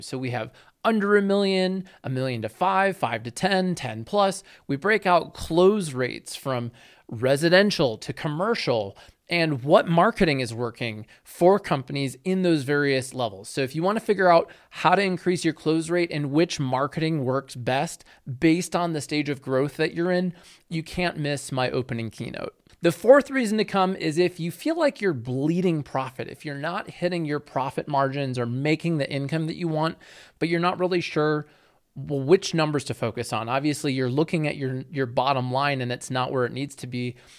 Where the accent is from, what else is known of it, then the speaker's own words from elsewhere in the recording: Chicago, Illinois, United States; I grew up in the Chicago area